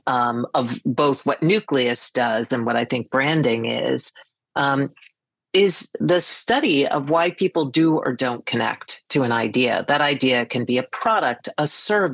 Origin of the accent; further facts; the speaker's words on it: Boston, Massachusetts, United States; moved away as an adult; also born or lived in New York; now in Greenport, United States; I was born in New York, grew up in the Boston area, and in 1996 got recruited by Ogilvy and Mather to come to New York